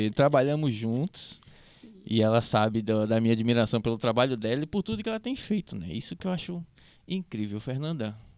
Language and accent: Portuguese; Recife, Pernambuco, Brazil; Tanto que quando eu voltei para o Recife em 2013, acho que foi, aí eu fui mergulhar historicamente no Recife. E aí hoje eu, eu, tenho a plena certeza que eu sou recifense com muito, muito orgulho